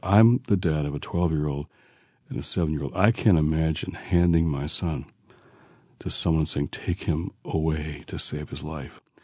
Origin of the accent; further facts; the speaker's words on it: Detroit, Michigan, United States; moved away; also born or lived in Washington, D.C.; I was raised in Detroit